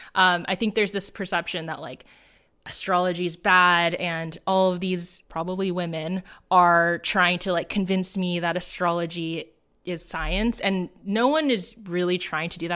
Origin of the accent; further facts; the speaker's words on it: suburb of Los Angeles, Southern California, United States; I grew up in Southern California, uh, in a suburb of Los Angeles